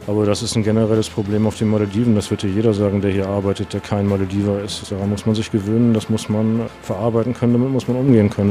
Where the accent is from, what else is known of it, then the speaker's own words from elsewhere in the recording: Hamburg, Germany; moved away as an adult; now in Maldives; ich komme aus dem hohen Norden, aus Hamburg